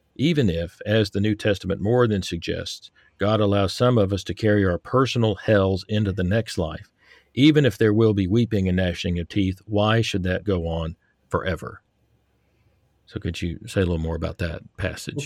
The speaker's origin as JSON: {"language": "English", "region": "Texas", "country": "United States", "tie": "born or raised there", "moved": "yes", "said": "I grew up in Texas"}